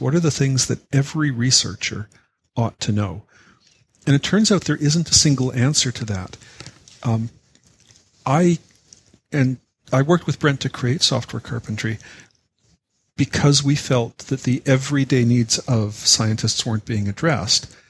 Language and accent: English; Canada; I'm a Canadian